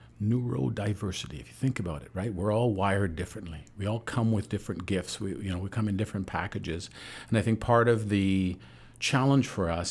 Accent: Vancouver, British Columbia, Canada; You know, I dealt with, in growing up in Vancouver, a fair bit of racism.

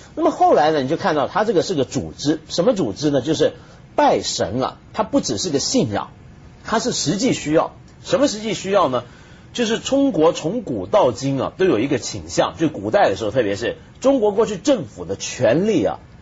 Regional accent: New Taipei, Taiwan; moved away; 我住的那个在台北县一个乡里头

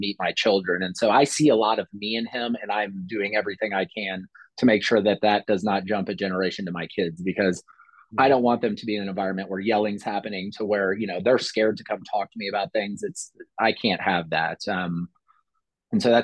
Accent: Columbia, Missouri, United States; I grew up in Columbia, Missouri.

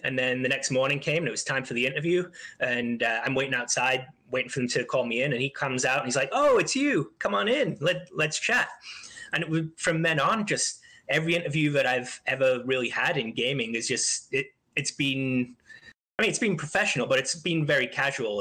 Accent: Isle of Man; I grew up on a small island just off the coast of England called the Isle of Man

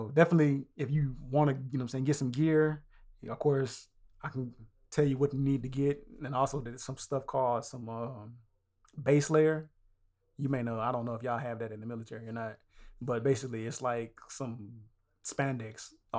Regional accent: the South, United States; We are from the South.

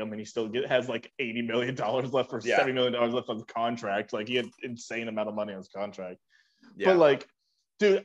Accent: Alabama, United States; moved away; I'm from Alabama

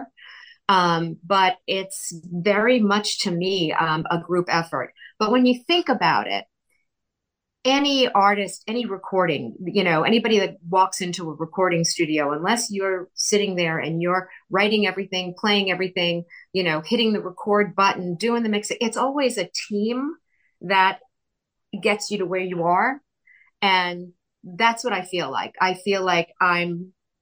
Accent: Long Island, New York, United States; moved away as an adult; also born or lived in Brooklyn; now in Connecticut, United States; So I grew up in born in Brooklyn, grew up in Long Island.

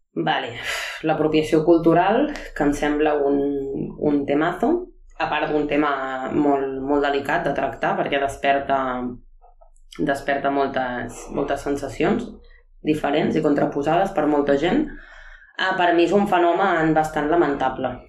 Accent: Arenys de Mar, Catalonia, Spain; sóc d'Arenys de Mar

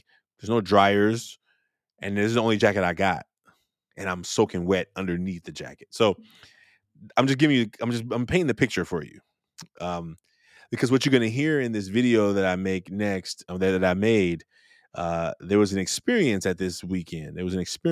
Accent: Oakland, California, United States; growing up in Oakland, California

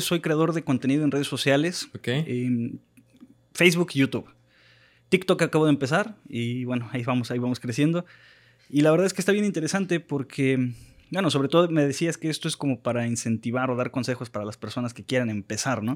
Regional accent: Mexico; como mexicanos

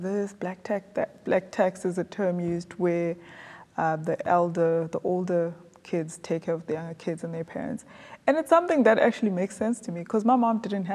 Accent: South Africa; growing up in South Africa has shaped me

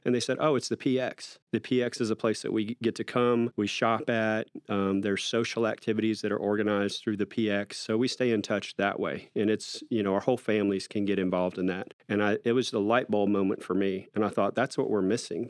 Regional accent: Austin, Texas, United States; I was born and raised in North Austin

